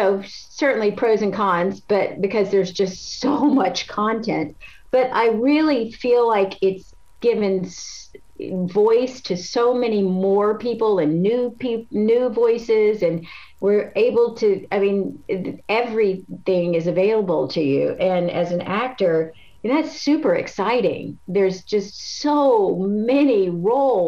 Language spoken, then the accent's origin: English; Jackson, Mississippi, United States; moved away as an adult; also born or lived in Los Angeles, California / Pacific Northwest; I grew up in Jackson, Mississippi